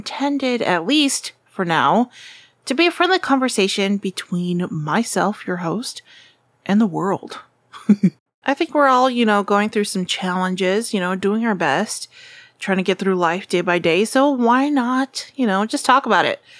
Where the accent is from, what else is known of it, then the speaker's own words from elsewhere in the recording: Southern California, United States; I'm from Southern California, super happy and thankful that I get to live here